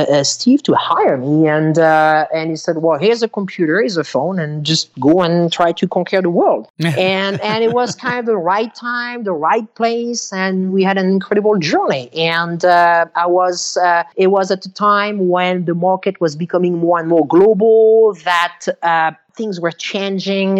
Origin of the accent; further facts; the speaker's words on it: Bourgogne-Franche-Comté, France; moved away; I grew up in France